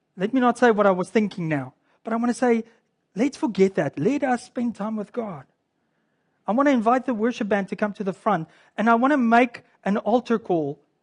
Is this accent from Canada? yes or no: yes; Canada; I'm a Canadian too. This is our, our culture here in Canada